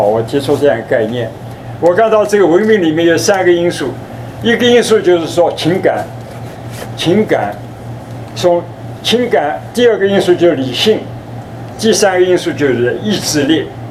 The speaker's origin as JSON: {"language": "Chinese", "country": "China", "said": "我们中国人讲诚信"}